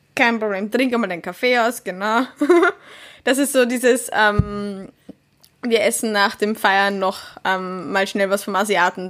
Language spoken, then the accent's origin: German; Vienna, Austria; als Wienerin